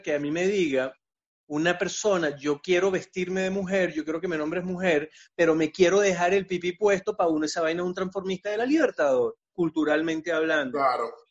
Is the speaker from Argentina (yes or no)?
no; Venezuela; now in Chile; uno como venezolano que el marico es una muletilla